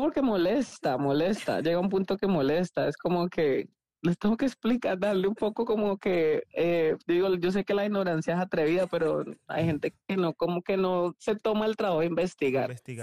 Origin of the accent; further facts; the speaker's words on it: Cali, Valle del Cauca, Colombia; moved away as an adult; also born or lived in Missouri, United States; now in United States; yo nací en Cali, Cali, Colombia